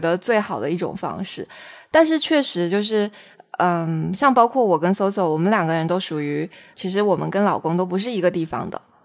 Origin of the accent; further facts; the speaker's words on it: Xiamen, Fujian, China; 我们是厦门人嘛，我们讲的是闽南话